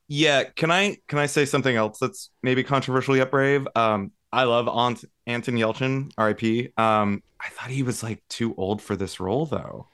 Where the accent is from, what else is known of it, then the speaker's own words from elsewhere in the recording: Las Vegas, Nevada, United States; moved away; my hometown